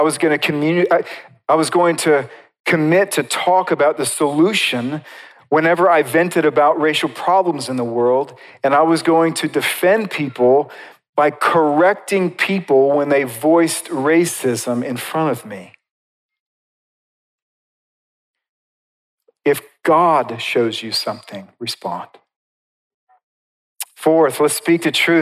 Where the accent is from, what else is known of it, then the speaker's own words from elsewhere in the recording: United States; as American Christians